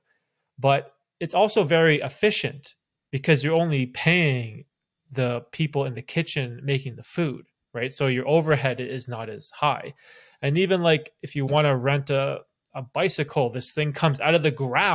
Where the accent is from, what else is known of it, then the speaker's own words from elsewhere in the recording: Toronto area, Ontario, Canada; also born or lived in Bermuda; we sort of grew up in Canada by Toronto